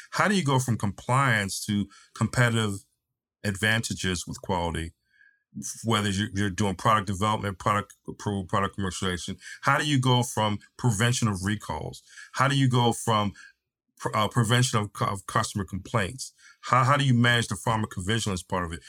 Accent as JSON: {"language": "English", "region": "East Coast", "country": "United States", "tie": "born or raised there", "also_born_or_lived": "Tennessee", "moved": "as an adult", "lives_now": "San Diego, United States", "said": "having lived growing up on the East Coast, done all my formal training on the East Coast, lived lived in in Central Time in Tennessee, now in San Diego"}